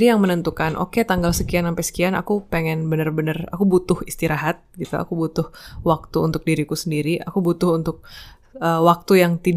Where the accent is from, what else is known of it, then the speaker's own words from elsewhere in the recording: East Nusa Tenggara, Indonesia; now in Yogyakarta, Indonesia; Uh, asalku dari Nusa Tenggara Timur, tapi saat ini aku sedang berkarya di Yogyakarta.